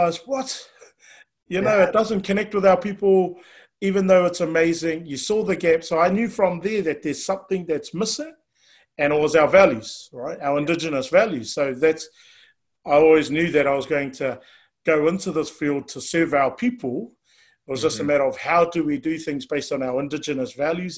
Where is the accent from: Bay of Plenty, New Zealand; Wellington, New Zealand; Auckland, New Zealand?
Auckland, New Zealand; born and raised out in West Auckland